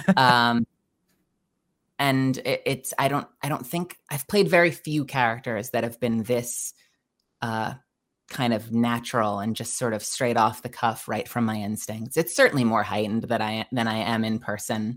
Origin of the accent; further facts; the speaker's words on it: United States; also born or lived in Dallas; now in Los Angeles, United States; I'm originally from New York